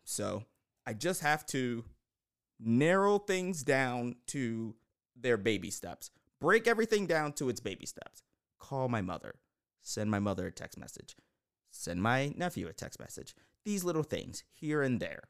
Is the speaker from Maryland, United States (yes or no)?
yes; Baltimore, Maryland, United States; I am from Baltimore